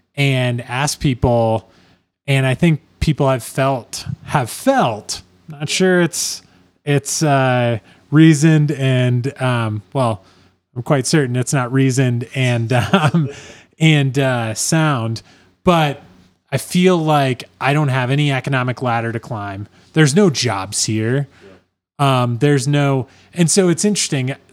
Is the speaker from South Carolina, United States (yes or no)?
no; Iowa, United States; I'm from Iowa